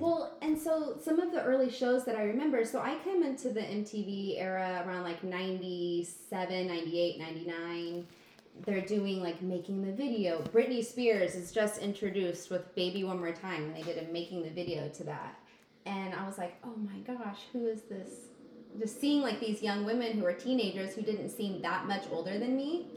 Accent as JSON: {"language": "English", "area": "outside of Wichita", "region": "Kansas", "country": "United States", "tie": "born or raised there", "said": "I grew up outside of Wichita, Kansas."}